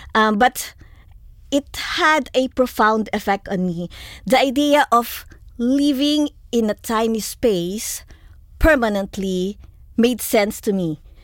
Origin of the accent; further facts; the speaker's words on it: Philippines; also born or lived in New Zealand / Melbourne, Australia; now in Australia; I grew up in the Philippines